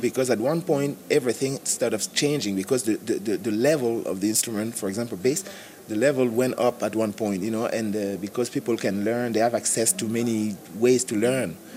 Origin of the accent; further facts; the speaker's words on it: Cameroon; moved away; I'm from Cameroon originally